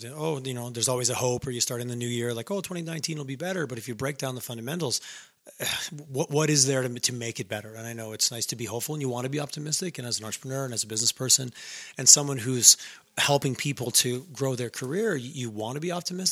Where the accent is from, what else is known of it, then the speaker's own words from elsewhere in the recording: Howick, Quebec, Canada; I grew up in a small town and it was very, someone's like, oh, you're from this. I'm like, no. I'm from Howick. I'm not from Ormstown. I'm not from this other.